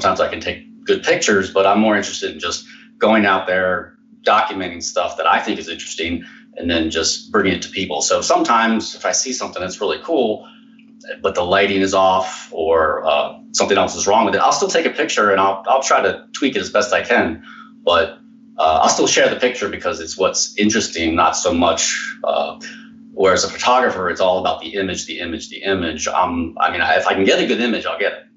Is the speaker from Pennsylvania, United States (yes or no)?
yes; New York, Pennsylvania, United States; I grew up here in New York, Pennsylvania